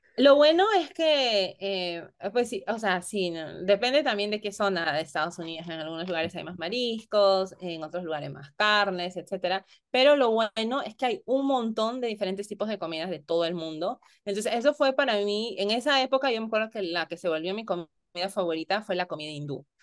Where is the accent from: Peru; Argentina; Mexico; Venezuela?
Peru; Lima; moved away as an adult; en Perú, al menos yo nací, crecí en Lima